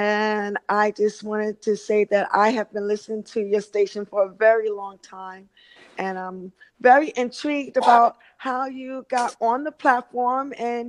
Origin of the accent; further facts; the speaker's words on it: New York, United States; also born or lived in Atlanta; now in California, United States; I used to live in New York. I grew up in New York.